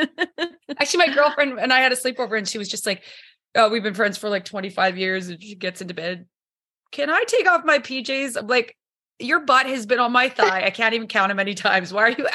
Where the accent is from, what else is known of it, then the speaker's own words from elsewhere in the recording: Saskatchewan, Canada; moved away as an adult; also born or lived in Caribbean; I grew up in Saskatchewan.